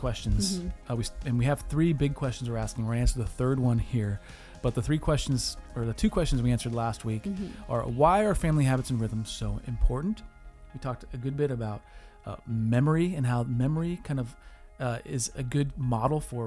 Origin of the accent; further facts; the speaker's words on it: Wisconsin, United States; we're from Wisconsin